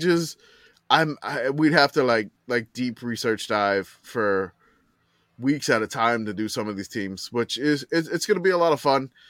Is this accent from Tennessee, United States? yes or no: no; Louisiana, United States; I grew up in Louisiana in the eighties